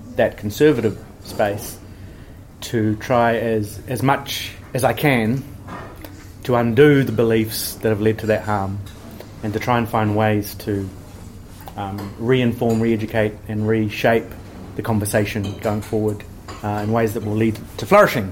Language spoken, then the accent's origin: English; Hastings, Hawke's Bay, New Zealand; now in Auckland, New Zealand; I live in Auckland. I'm from the Hawke's Bay, from Hastings.